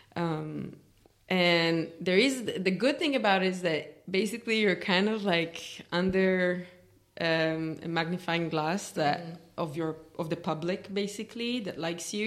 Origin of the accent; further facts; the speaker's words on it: Israel; moved away as an adult; now in Berlin, Germany; growing up in Israel as a classical musician